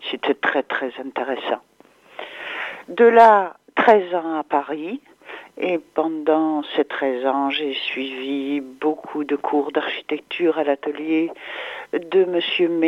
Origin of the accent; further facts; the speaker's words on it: Charleroi, Wallonia, Belgium; born there; je suis peintre de nationalité belge. Je suis née en Wallonie, à Charleroi, dans la partie francophone, à l'est de la Belgique.